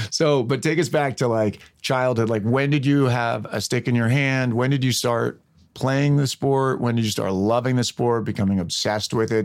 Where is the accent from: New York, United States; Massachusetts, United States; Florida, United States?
New York, United States; Westchester County; now in Los Angeles, United States; I grew up in Westchester County